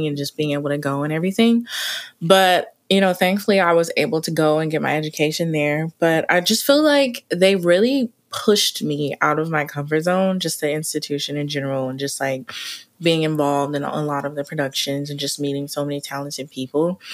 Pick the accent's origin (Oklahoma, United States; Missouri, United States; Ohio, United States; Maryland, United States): Oklahoma, United States; Oklahoma City; born and raised Oklahoma City